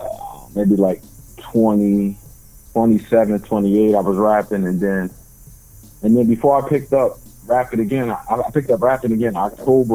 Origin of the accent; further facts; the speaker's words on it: North New Jersey, United States; I grew up in North New Jersey. I stay down in the south side of New Jersey now, closer to Philly. But, you know, born and raised in North New Jersey.